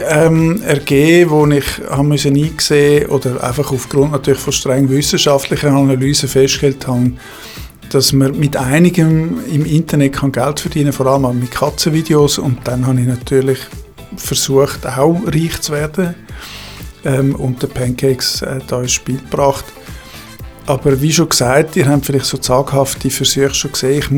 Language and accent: German; Zurich, Switzerland; born there; Ich bin 59 gebürtiger Zürcher mit Ostschweizer Wurzeln im St. Galler Rital und am Bodensee.